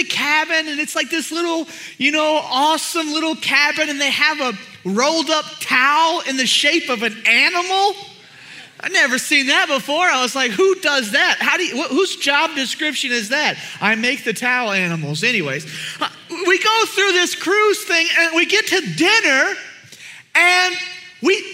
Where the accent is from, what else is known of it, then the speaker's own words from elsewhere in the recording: Houston, Texas, United States; I'm from Houston area